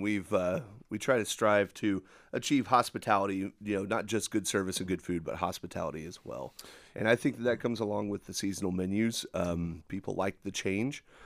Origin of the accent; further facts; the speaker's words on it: Texas, United States; moved away; growing up in Texas